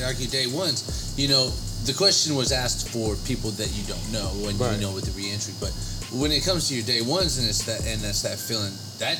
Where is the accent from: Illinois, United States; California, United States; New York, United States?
California, United States; Sacramento; now in Virginia, United States; growing up in Sacramento